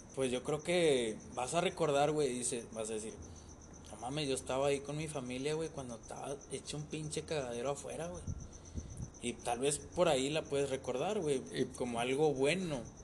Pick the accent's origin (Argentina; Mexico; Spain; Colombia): Mexico; como todo mexicano